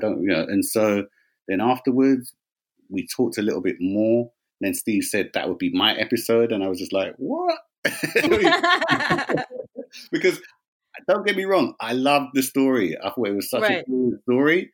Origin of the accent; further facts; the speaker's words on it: London, United Kingdom; I'm born and raised from West London